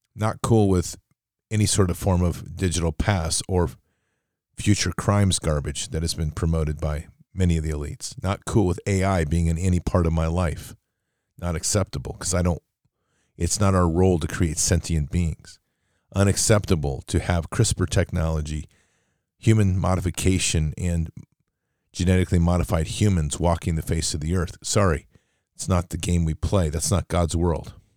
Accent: United States; as an American

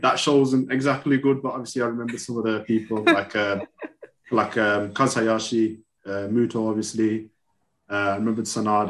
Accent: United Kingdom; So I live in the UK. I've been here all my life. My family migrated, say, about 50 years ago.

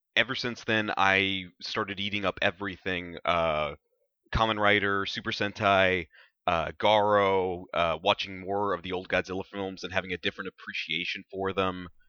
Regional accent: South Texas, United States; when I was a kid growing up in South Texas

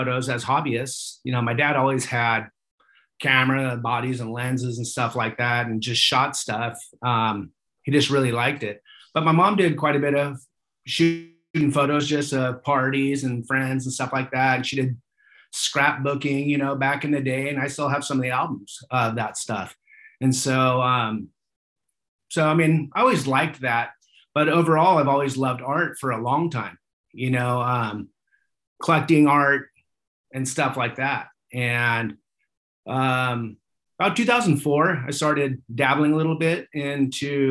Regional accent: Manhattan Beach, California, United States; grew up in Manhattan Beach in South Bay

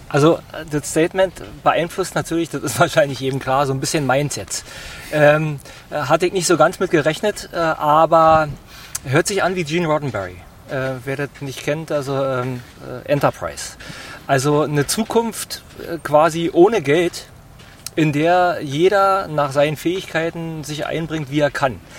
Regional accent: Berlin, Germany; ich bin hier in Steglitz-Zehlendorf äh, geboren und aufgewachsen und lebe bis heute hier.

